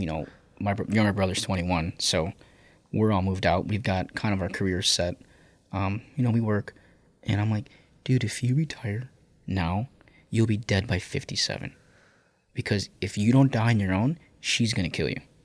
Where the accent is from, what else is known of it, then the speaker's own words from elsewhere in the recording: Chicago, Illinois, United States; growing up on the South Side